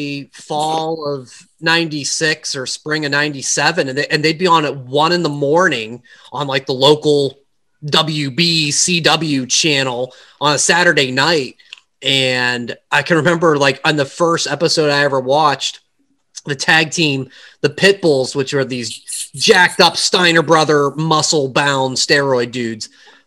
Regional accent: Pittsburgh, Pennsylvania, United States; we're from Pittsburgh originally

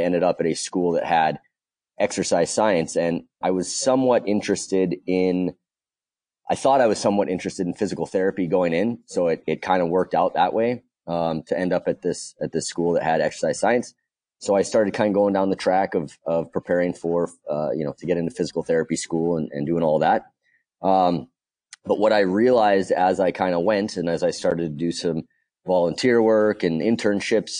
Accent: West Coast, United States; moved away; also born or lived in Boston area / California; I actually grew up on the West Coast

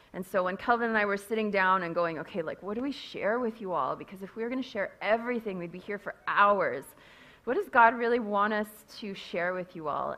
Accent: Castlegar, British Columbia, Canada; moved away as an adult; now in Kenya; I grew up in Castlegar myself, but I have been in Africa almost as long as I grew up in Castlegar

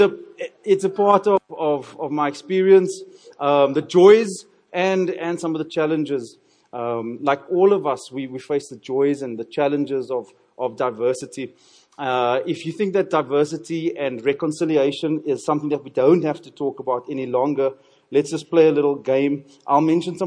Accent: Cape Town, Western Cape, South Africa; I'm from Cape Town, thoroughly Cape Townian

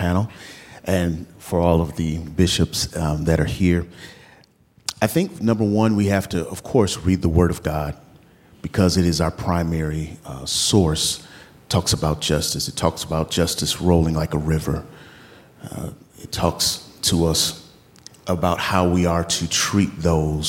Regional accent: St. Paul, Minnesota, United States; I was born in St. Paul, Minnesota

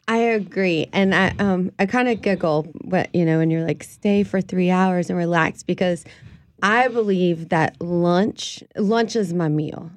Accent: New Orleans, Louisiana, United States; us crazy, uh, New Orleanians

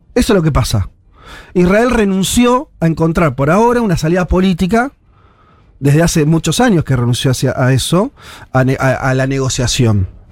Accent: Argentina

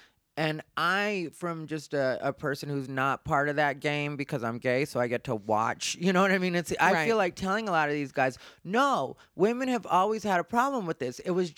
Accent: United States; but like, that's what we used to identify as, but I'm Mexican American.

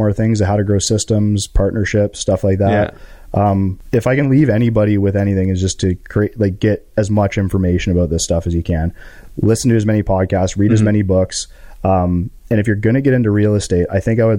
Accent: Canada; we are all happy and proud to be Canadian

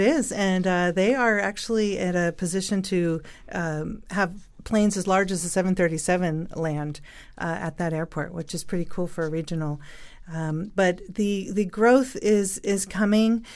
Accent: San Francisco, California, United States; moved away as an adult; now in Northern Nevada, United States; I was actually born and raised in San Francisco, moved to Northern Nevada twenty-three years ago

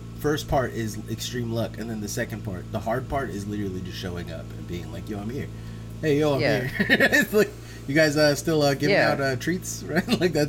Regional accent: the Bay Area, California, United States; I lived all over the Bay, so, you know, just like I'm from the Bay.

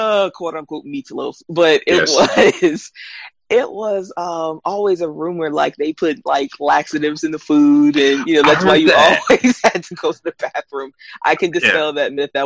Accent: the South, United States; I'm born and raised in the South

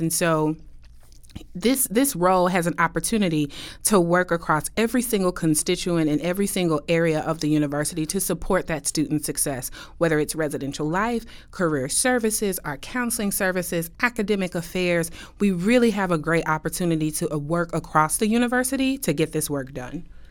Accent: Kansas City, Missouri, United States; moved away as an adult; now in Westchester, United States; I'm originally from Kansas City, Missouri

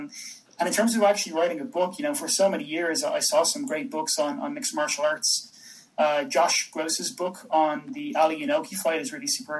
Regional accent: Dublin, Leinster, Ireland; now in Birmingham, United Kingdom; I'm from Ireland. I'm from Dublin, but I'm in Birmingham in the UK right now. But Irish born and bred.

